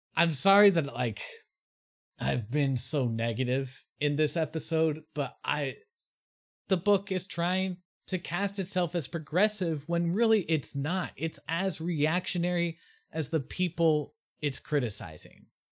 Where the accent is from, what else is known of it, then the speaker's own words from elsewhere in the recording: United States; me as an American